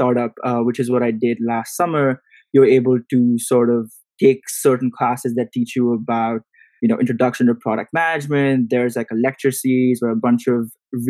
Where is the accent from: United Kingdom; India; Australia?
India; moved away as an adult; growing up in India